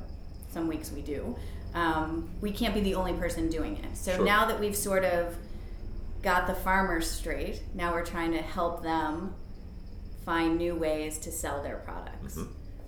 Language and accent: English; Buffalo, New York, United States; also born or lived in San Francisco; now in Baltimore, United States; I grew up in Buffalo